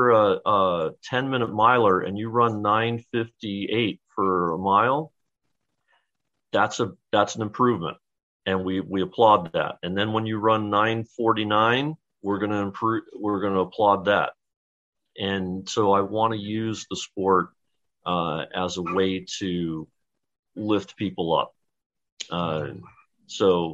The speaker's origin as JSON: {"language": "English", "town": "Dayton", "region": "Ohio", "country": "United States", "tie": "born or raised there", "also_born_or_lived": "New York / New Haven, Connecticut", "moved": "as an adult", "lives_now": "Chicago, United States", "said": "My wife and I are actually going to move back to my hometown of Dayton, Ohio"}